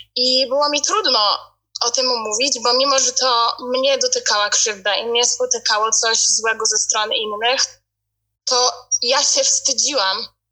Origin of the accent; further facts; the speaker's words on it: Poland; now in United Kingdom; ja jakby wychowywałam się w Polsce, wśród, um, od dzieciństwa mieszkam w Polsce cały czas